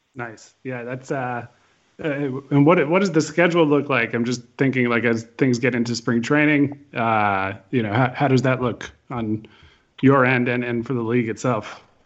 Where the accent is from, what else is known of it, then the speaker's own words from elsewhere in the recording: Connecticut, United States; I grew up in Connecticut. I grew up on New Britain Red Sox and then Rock Cats baseball